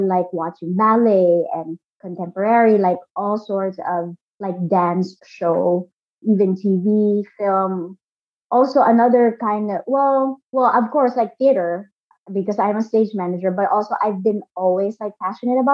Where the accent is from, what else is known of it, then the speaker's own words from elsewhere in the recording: Philippines; moved away as an adult; now in Brooklyn, United States; Born and raised in the Philippines. 100% Filipino